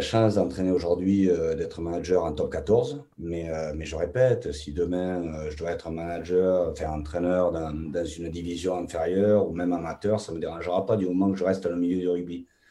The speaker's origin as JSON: {"language": "French", "town": "Toulouse", "region": "Occitania", "country": "France", "also_born_or_lived": "England", "moved": "yes", "said": "chez nous, à Toulouse"}